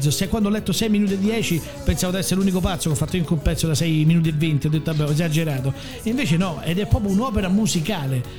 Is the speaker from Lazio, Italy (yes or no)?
yes; Rome, Lazio, Italy; Cioè io da buon romano